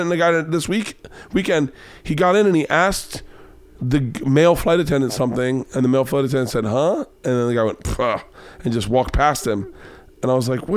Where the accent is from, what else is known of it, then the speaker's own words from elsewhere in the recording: the South, United States; I grew up in the South.